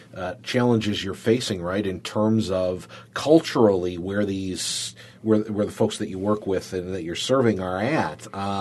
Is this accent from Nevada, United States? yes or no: no; Warsaw, New York, United States; I grew up in Warsaw, and, you know, I was just from Warsaw.